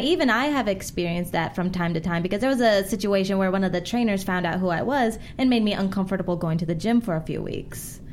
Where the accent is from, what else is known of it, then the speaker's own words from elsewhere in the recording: South Bay, Los Angeles, California, United States; I'm from the South Bay.